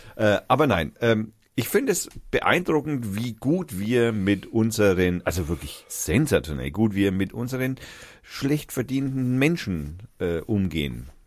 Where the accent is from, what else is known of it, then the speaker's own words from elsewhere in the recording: Fürth, Bavaria, Germany; wir sind aus Fürth